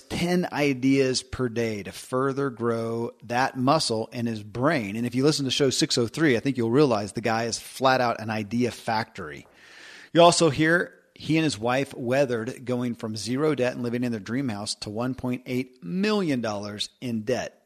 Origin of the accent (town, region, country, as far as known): Kentucky, United States; born or raised there